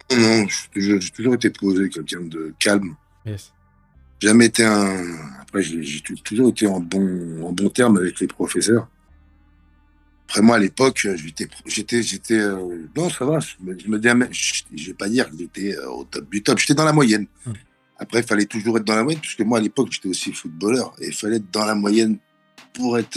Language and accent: French; Draveil, Île-de-France, France; viens du 91 à Draveil. J'ai grandi dans une cité qui s'appelle les Bergeries, euh, dans l'Essonne.